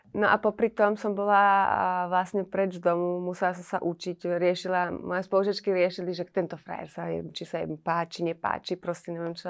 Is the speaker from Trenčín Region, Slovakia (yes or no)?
yes; Trenčín, Trenčín Region, Slovakia; ja som z Trenčína